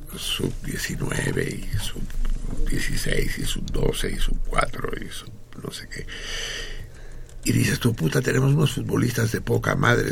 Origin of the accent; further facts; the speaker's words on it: Mexico; Yo soy, yo soy tan mexicano como un niño triqui